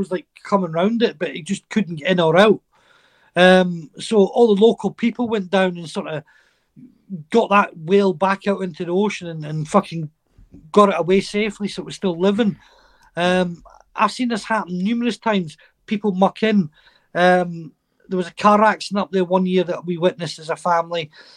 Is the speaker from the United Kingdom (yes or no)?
yes; Shetland, Scotland, United Kingdom; a Shetlander, I'm Scottish. I'm always Scottish.